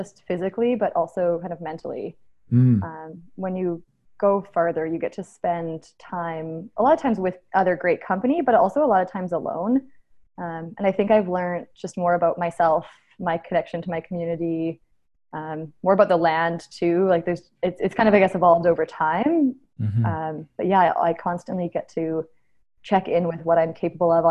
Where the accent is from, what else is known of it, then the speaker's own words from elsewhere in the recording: Abbotsford, British Columbia, Canada; moved away as an adult; also born or lived in Edmonton; I grew up in Abbotsford, actually, and I ran track throughout high school